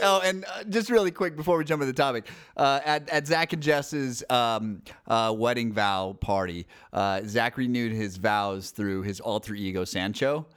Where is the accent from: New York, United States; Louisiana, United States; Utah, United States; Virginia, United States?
Utah, United States; Salt Lake City; I grew up in Salt Lake City